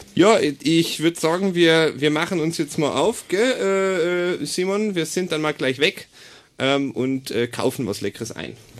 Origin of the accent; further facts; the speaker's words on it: Augsburg, Bavaria, Germany; moved away; Also ich komme ursprünglich aus dem schönen Bayern ähm, ich bin aus Augsburg